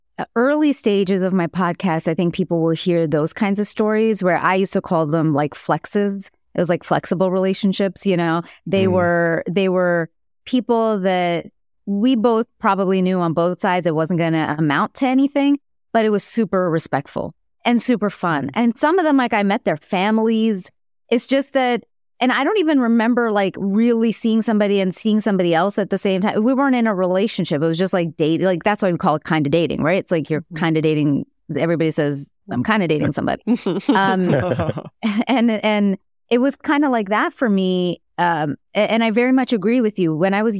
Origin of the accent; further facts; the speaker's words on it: India; I'm Indian. I'm always doing math.